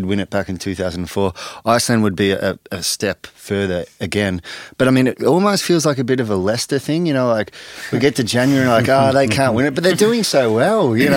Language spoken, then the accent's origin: English; Australia; I'm Australian.